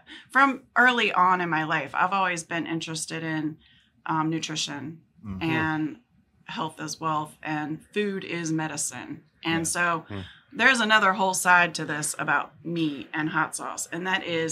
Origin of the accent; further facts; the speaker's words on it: Norfolk, Virginia, United States; also born or lived in Pasquotank County, North Carolina; I grew up in Norfolk, always lived there